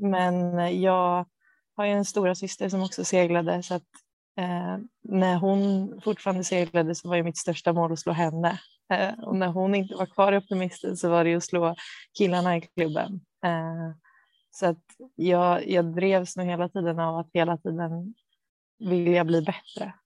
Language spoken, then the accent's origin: Swedish; Bo, outside Stockholm, Stockholm County, Sweden; also born or lived in Motala; jag är uppvuxen utanför Stockholm, eh, i Bo